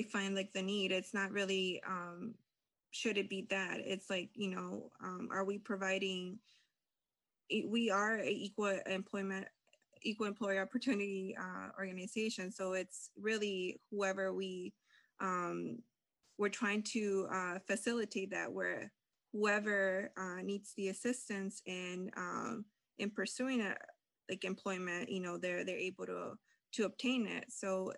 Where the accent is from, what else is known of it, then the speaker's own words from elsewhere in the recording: Lansing, Michigan, United States; also born or lived in California / El Salvador; I was born in California, grew up in El Salvador, and came to Michigan, Lansing, Michigan, about 21 years ago